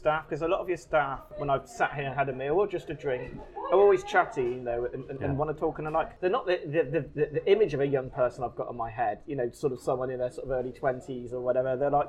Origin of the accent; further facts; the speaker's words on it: Bristol, South West England, United Kingdom; moved away; So I'm from Bristol originally. Yeah. So that neck of the woods.